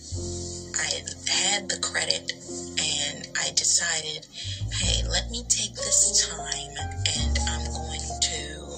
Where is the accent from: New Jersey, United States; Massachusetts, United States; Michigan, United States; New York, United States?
New York, United States; I was never raised out here, but I'm from New York